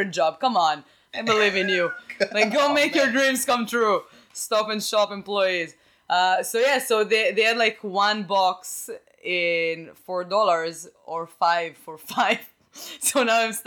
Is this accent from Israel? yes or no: yes; Rehovot, Central District, Israel; English is a second language; moved away as an adult; now in United States; I'm from Rehovot.